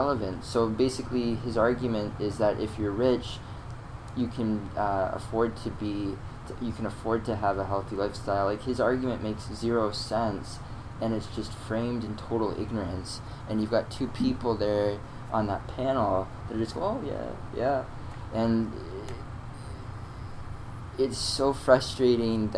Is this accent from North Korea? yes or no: no; United States; moved away as an adult; now in Canada; I grew up in the States